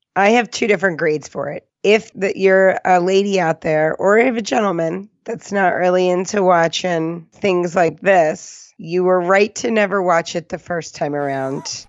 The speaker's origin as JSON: {"language": "English", "region": "New Jersey", "country": "United States", "tie": "born or raised there", "said": "Growing up in Jersey"}